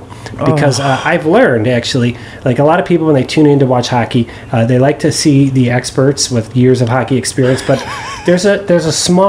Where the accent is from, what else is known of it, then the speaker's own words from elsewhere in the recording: Cleveland, Ohio, United States; accent: Cleveland; my Cleveland accent